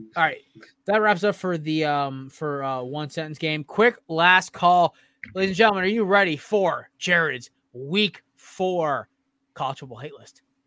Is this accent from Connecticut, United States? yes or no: yes; Connecticut, United States; a school from my home state